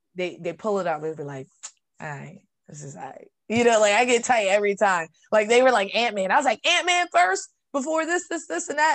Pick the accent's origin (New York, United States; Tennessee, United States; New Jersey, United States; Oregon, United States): New York, United States; I'm from New York, and I grew up in one of those